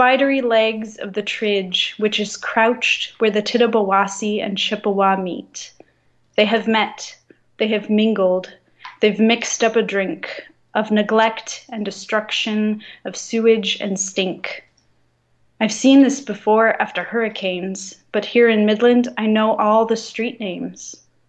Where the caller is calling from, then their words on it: France; Yeah, I'm calling from France.